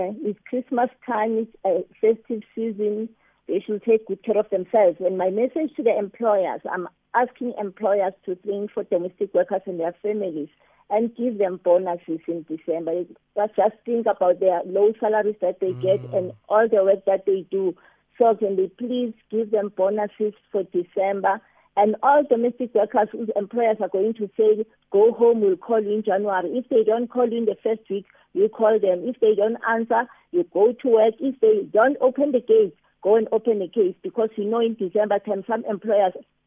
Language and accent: English; South Africa